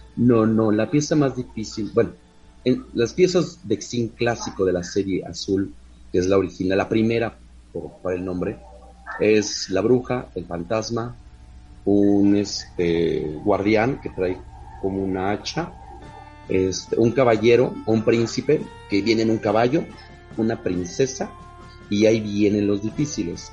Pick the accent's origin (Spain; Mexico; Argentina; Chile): Mexico; Soy el único mexicano que ha estado moderador en las cuatro páginas principales de México